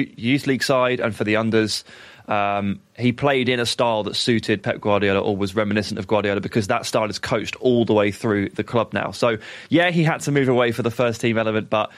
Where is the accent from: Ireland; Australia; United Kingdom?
United Kingdom; England; as an Englishman as well